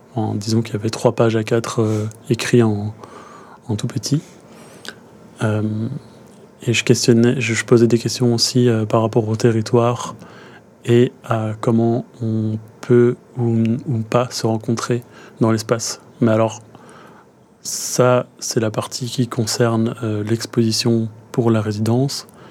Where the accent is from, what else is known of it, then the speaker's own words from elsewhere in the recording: Brussels, Brussels-Capital Region, Belgium; J'ai grandi à Bruxelles